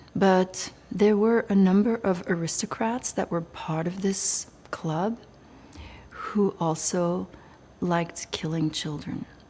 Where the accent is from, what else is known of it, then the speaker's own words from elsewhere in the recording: Belgium; I was raised in Belgium